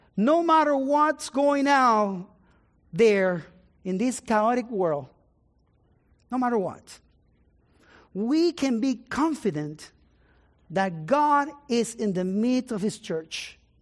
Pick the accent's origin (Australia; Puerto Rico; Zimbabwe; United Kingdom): Puerto Rico; San Juan; moved away; I was born in Puerto Rico, in the city of San Juan